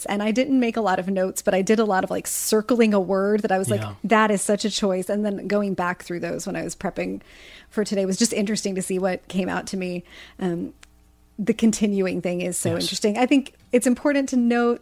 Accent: Midwest, United States; growing up in the Midwest where we both did

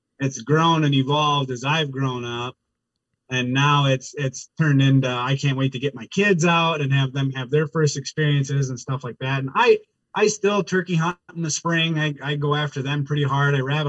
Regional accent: Wisconsin, United States; Well, so I born and raised in Wisconsin, been a part of the Orange Army pretty much ever since I could hold a firearm at 12.

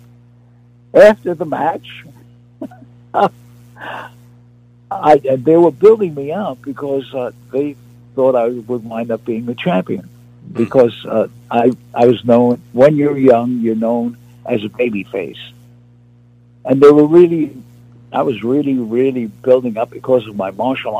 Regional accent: New York, United States; I was from New York, the streets of New York

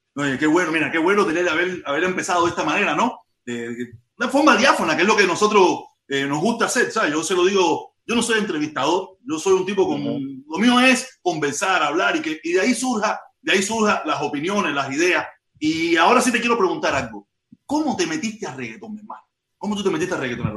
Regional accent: Havana, Cuba; moved away as an adult; also born or lived in Santos Suárez / Playa / Regla / Cayo Hueso, Centro Habana; now in United States; Yo soy nacido y criado en Vedado, yo soy nacido y criado en Vedado

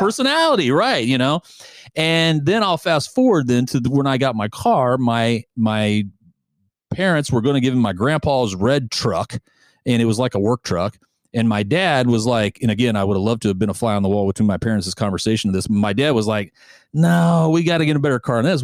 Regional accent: United States; as an American

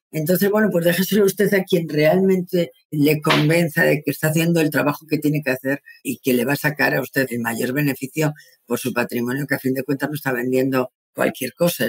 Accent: Madrid, Community of Madrid, Spain; moved away as an adult; now in Santander, Spain; yo soy de Madrid, me había venido con, mi familia a vivir a Santander

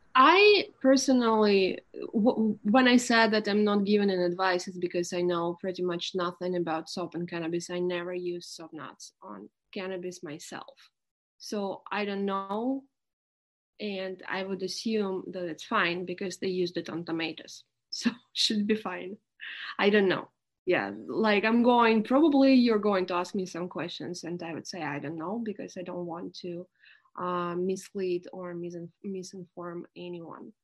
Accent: Irkutsk, Irkutsk Oblast, Russia; moved away; I was born in Siberia in the city of Irkutsk, which is near Lake Baikal, the deepest lake in the world. It's a pretty mount- mountainy area.

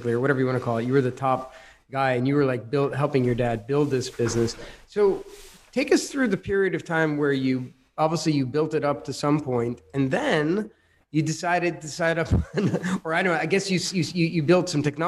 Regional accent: United States; I grew up in America

